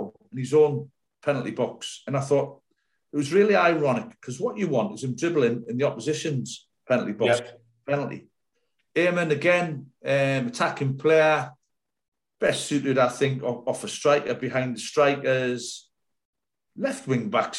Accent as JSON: {"language": "English", "town": "Sunderland", "region": "North East England", "country": "United Kingdom", "moved": "as an adult", "lives_now": "Bristol, United Kingdom", "said": "When I come down here from Sunderland to Bristol City, it was a big move because it was the other end of the country for me. I'd never been out the North East"}